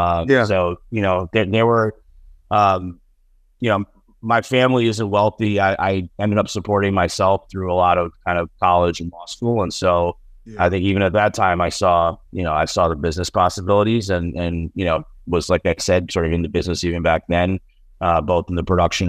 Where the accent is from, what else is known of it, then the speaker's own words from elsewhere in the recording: Buffalo, New York, United States; also born or lived in Ohio; I was born in Ohio. My parents came here from India in the 70s. My dad's an engineer. And then I mostly grew up in Western New York outside of Buffalo. So, you know, bad week for us Bills fans, but I'm from the Buffalo area.